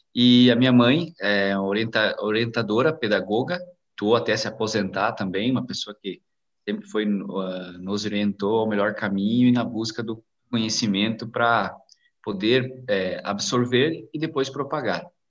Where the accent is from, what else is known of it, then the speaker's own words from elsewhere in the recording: Águas Frias, Santa Catarina, Brazil; also born or lived in Nova Erechim; eu nasci em Nova Erechim, é, mas me criei em Águas Frias.